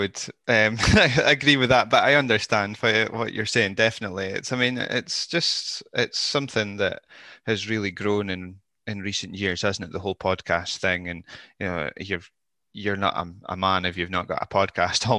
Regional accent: Scotland, United Kingdom; I'm British, I'm Scottish.

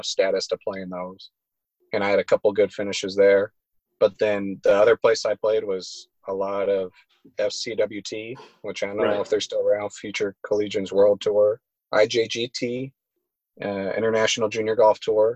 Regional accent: Los Angeles, California, United States; I'm from Los Angeles area

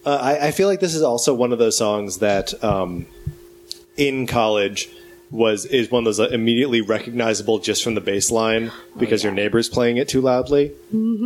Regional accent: Wisconsin, United States; now in Los Angeles, United States; I grew up in Wisconsin

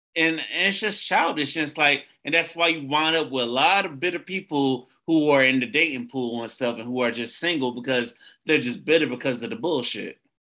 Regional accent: Tampa, Florida, United States; I'm from Tampa, the Tampa area

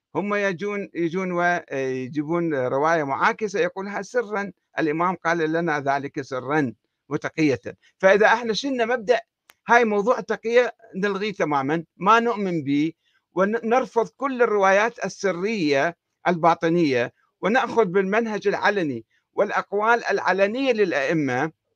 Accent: Iraq; عندنا في العراق

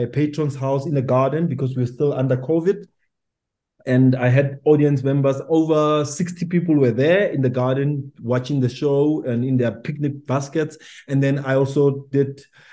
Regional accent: Pretoria, Gauteng, South Africa; now in Johannesburg, South Africa; I'm based in Johannesburg as much as I'm from Pretoria, but I'm based in Johannesburg

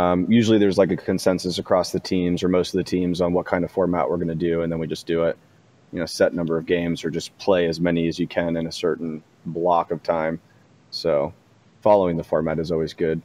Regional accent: Leesburg, Virginia, United States; moved away as an adult; also born or lived in Arlington, Virginia / Washington, D.C.; I grew up in Leesburg, Virginia

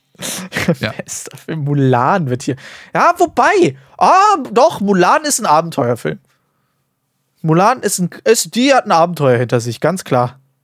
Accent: Germany; bei uns in Deutschland

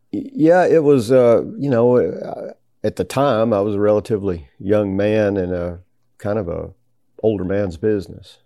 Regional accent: Tennessee, United States; growing up in Tennessee

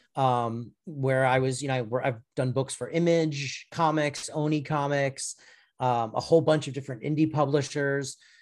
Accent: Florida, United States; moved away; I'm from Florida originally

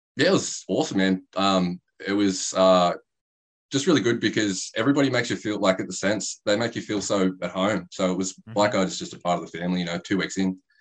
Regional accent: Bawley Point, New South Wales, Australia; now in Canberra, Australia; I grew up in Bully Point, which is outside yep. of Ulladulla.

